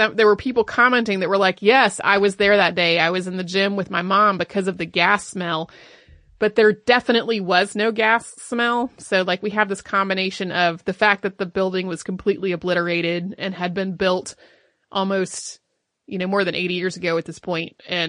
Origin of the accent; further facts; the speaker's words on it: Texas, United States; I grew up in Central Texas, where the idea of a basement is laughable.